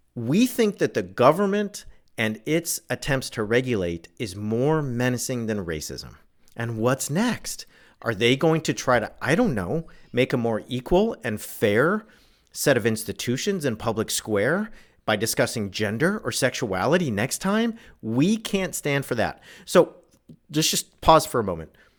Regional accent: Southern California, United States; where I grew up in Southern California

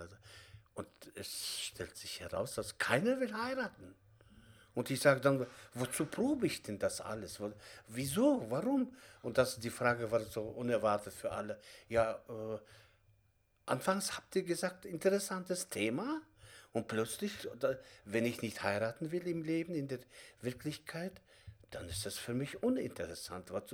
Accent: Kazakhstan; German is a second language; moved away as an adult; now in Germany; ich komme selbst auch aus Kasachstan

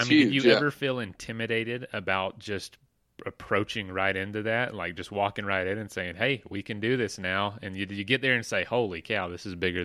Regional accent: the South, United States; I'm from the South too.

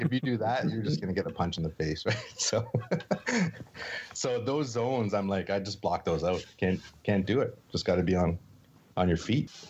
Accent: Sault Ste. Marie, Ontario, Canada; I grew up in Sault Ste. Marie, Northern Ontario

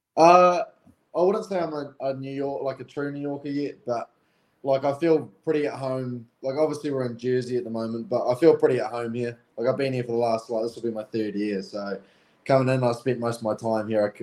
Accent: Timaru, Canterbury, New Zealand; Growing up in Timaru and it's a very small town in in Canterbury

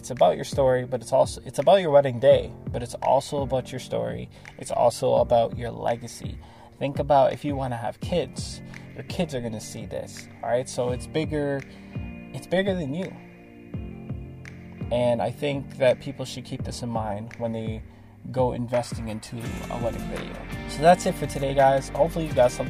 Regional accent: Toronto, Ontario, Canada; I'm from Toronto, Canada, so it's super multicultural there

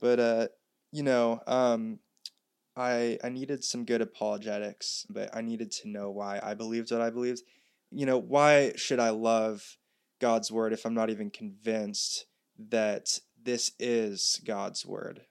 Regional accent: North Shore of Oahu, Hawaii, United States; moved away as an adult; also born or lived in Santa Barbara, California; I was raised here on the North Shore of Oahu, but about four years ago, I moved to California to go to college in Santa Barbara.

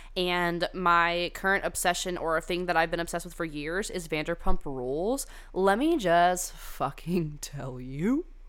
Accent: California, United States; I went to high school in California

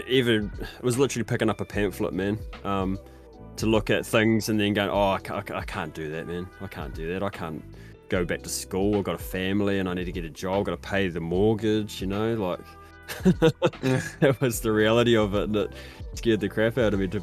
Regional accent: New Zealand; I'm from New Zealand, a little place all the way down the bottom of the world

